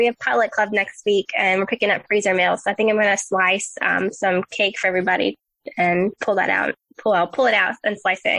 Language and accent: English; the South, United States; accent: southern; You hear my southern accent come out there in the last joke.